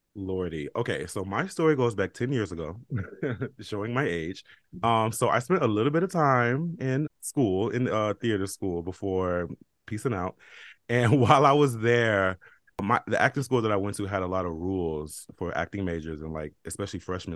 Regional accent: Chicago, Illinois, United States; now in New York, United States; I'm from Chicago

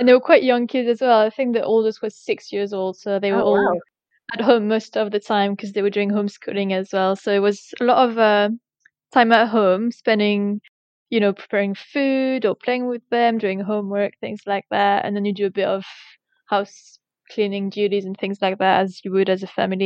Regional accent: France; English is a second language; moved away as an adult; also born or lived in United States; now in England, United Kingdom; I come from a countryside village in France

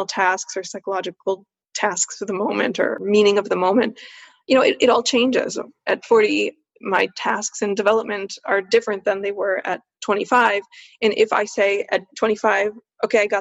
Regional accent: United States; also born or lived in Switzerland; I'm a woman, I'm an American, I'm Swiss as well

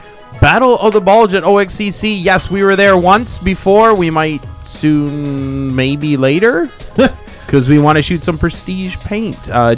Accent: Canada; I come from Canada.

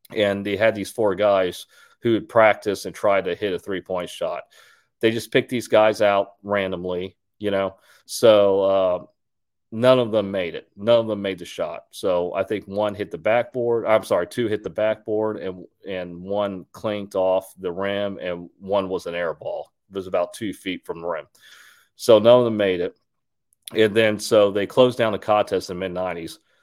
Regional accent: Houston, Texas, United States; I'm from Houston

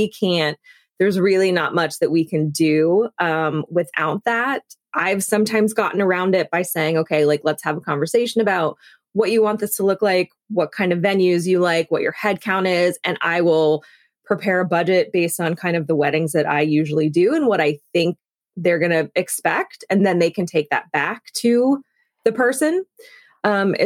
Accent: the South, United States; I grew up in the South, so saying thank you to people for like anything is really important

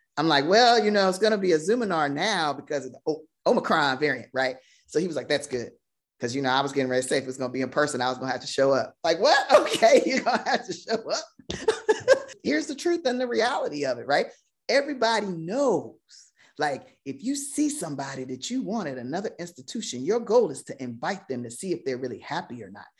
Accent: Virginia, United States; I am born and raised in Virginia

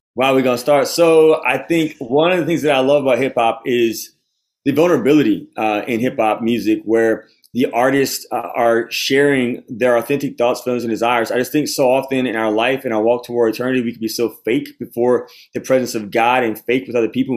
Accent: Baton Rouge, Louisiana, United States; I'm from the Diocese of Baton Rouge

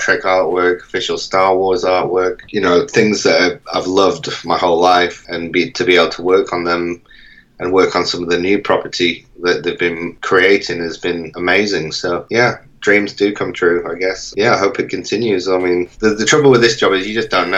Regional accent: Manchester, North West England, United Kingdom; I was born in Manchester and grew up there for most of my life

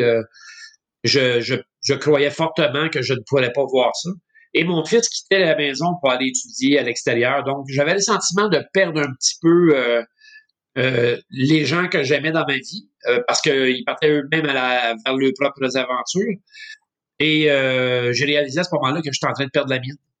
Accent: Montreal, Quebec, Canada; je suis un jeune Montréalais. je suis né à Montréal en fait en 1963.

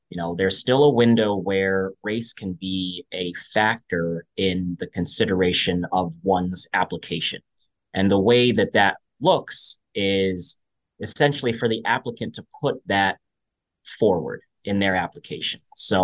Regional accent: Albany, New York, United States; now in Boston, United States; I am originally from the Albany, New York area, but now living in the Boston area.

